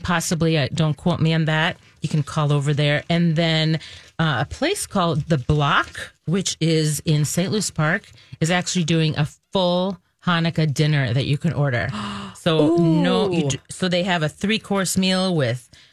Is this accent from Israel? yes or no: yes; Israel; moved away; But I grew up in Israel.